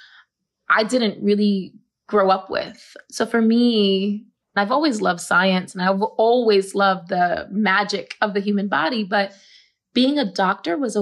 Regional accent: New York City, New York, United States; I grew up in the South Bronx and I grew up with asthma

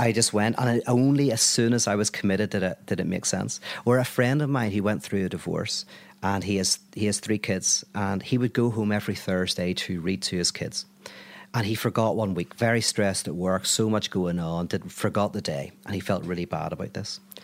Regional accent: Belfast, Northern Ireland, United Kingdom; I'm from Belfast

